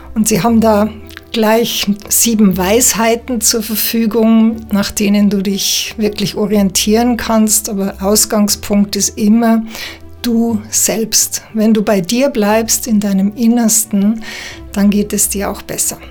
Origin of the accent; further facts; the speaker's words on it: Bavaria, Germany; moved away as an adult; now in Switzerland; ich bin ähm, Schweizerin mit bayerischem Migrationshintergrund, lebe seit 20 Jahren in der Schweiz